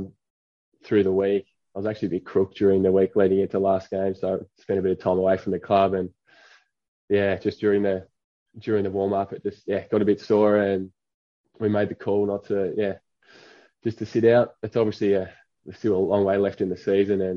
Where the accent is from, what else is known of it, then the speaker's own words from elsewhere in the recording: Ulverstone, Tasmania, Australia; moved away as an adult; now in Perth, Australia; Ulverstone boy, yeah. born and raised in Ulverstone